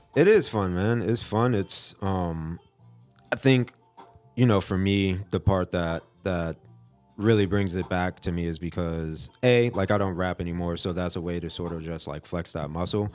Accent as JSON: {"language": "English", "town": "Fort Lauderdale", "region": "Florida", "country": "United States", "tie": "born or raised there", "moved": "as an adult", "lives_now": "Asheville, United States", "said": "I'm from Fort Lauderdale, Florida."}